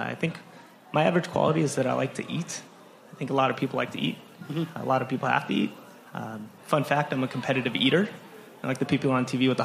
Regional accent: Los Angeles, California, United States; moved away as an adult; now in Minnesota, United States; I'm from California, LA area

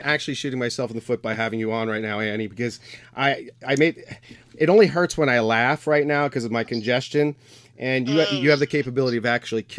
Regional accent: New York, United States; now in Pittsburgh, United States; I'm from New York.

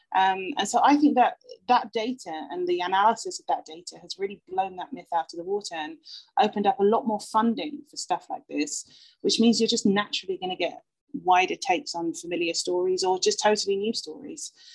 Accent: United Kingdom; as a British person

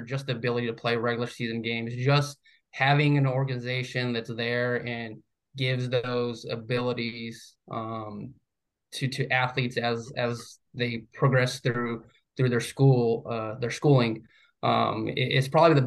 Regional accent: New Mexico, United States; moved away as an adult; now in Florida, United States; I was born and raised in New Mexico. So it was the first time living outside of New Mexico.

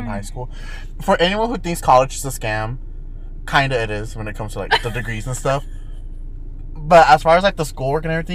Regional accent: Texas, United States; We're from Texas

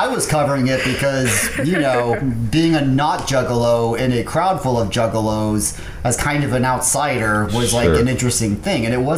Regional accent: Sherman, Texas, United States; also born or lived in Dallas, Texas / Denton, Texas / Little Elm, Texas; my family lives around the Sherman area

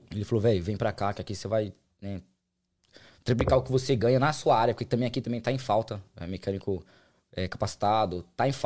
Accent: São Bernardo do Campo, São Paulo, Brazil; moved away as an adult; also born or lived in Uberlândia; Morei lá, nasci lá até aí. Eu, fui, eu, fui, eu morei em Minas quatro anos só. Eu saí de São Paulo, eu tava com 23.

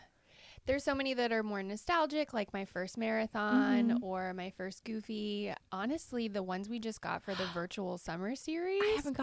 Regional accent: East Coast, United States; I grew up on the East Coast

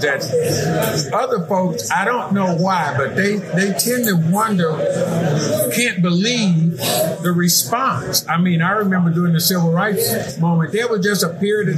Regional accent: Gary, Indiana, United States; moved away as an adult; also born or lived in Dallas, Texas; now in Houston, United States; Born and raised in Gary, Indiana.

